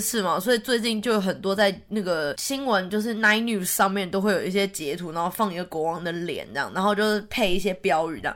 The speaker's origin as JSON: {"language": "Chinese", "country": "Taiwan", "moved": "yes", "lives_now": "Sydney, Australia", "said": "我之前去年从台湾回来的时候"}